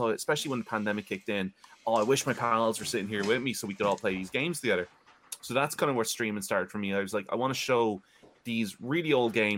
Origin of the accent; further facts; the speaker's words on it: Ireland; I'm from Ireland. I am 28 and a half years old.